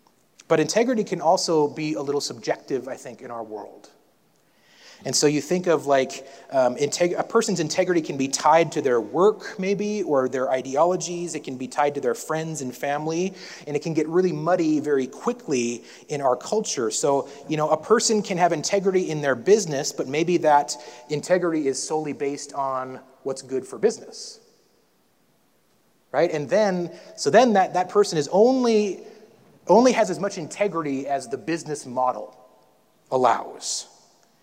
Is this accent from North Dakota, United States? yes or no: yes; North Dakota, United States; when I grew up in North Dakota